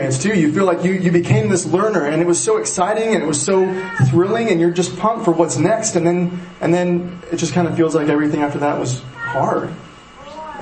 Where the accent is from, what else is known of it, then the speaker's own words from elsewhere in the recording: Powell, United States; When I first moved to Powell, moved back to Powell, it's my hometown